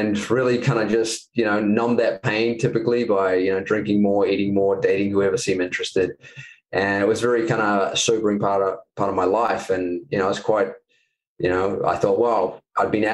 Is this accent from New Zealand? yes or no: yes; New Zealand; moved away as an adult; I'm from New Zealand